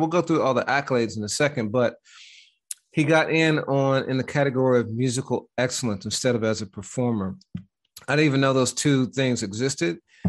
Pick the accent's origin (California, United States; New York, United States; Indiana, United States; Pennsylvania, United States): Pennsylvania, United States; Pittsburgh; You know, being from Pittsburgh and I'm from the Midwest, you know how, you know, sometimes growing up, people would ask if you wanted a Coke